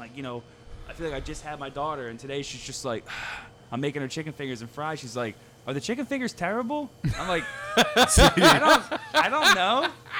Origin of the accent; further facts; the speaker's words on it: Philadelphia, Pennsylvania, United States; I grew up in Bridesburg